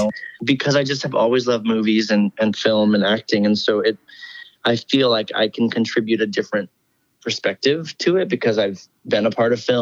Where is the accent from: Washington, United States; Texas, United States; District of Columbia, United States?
Washington, United States; now in Nashville, United States; my sister and I grew up doing it in Washington State